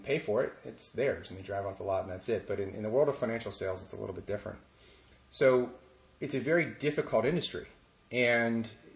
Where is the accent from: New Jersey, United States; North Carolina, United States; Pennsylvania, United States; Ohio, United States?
Pennsylvania, United States; Pittsburgh; I grew up in Pittsburgh